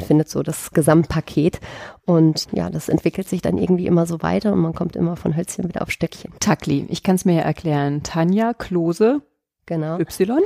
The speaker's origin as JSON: {"language": "German", "area": "Sauerland", "region": "North Rhine-Westphalia", "country": "Germany", "tie": "born or raised there", "also_born_or_lived": "Düsseldorf / Dortmund / Cologne / Erftstadt", "moved": "as an adult", "said": "ich bin in Düsseldorf geboren, bin dann im Sauerland aufgewachsen"}